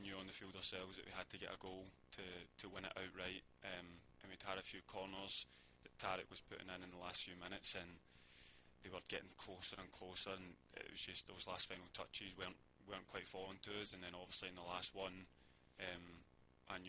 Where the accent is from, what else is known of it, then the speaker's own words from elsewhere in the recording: Glasgow, Scotland, United Kingdom; moved away; growing up in Scotland and Glasgow